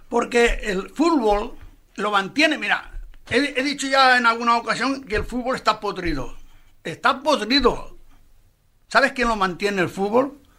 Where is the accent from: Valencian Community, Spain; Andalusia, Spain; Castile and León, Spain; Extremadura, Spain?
Valencian Community, Spain; Valencia; cuando yo estaba en un asilo de, la infancia, o sea, en un asilo que se llamaba el asilo de la protectora del niño Jesús, en Guillén de Castro 32.